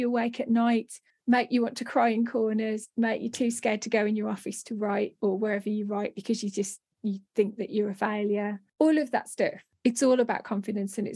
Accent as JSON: {"language": "English", "country": "United Kingdom", "said": "we're British"}